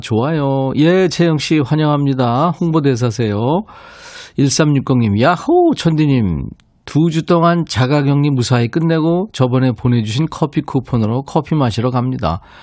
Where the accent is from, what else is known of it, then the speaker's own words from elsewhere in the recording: Busan, South Korea; 저도 고향이 부산이에요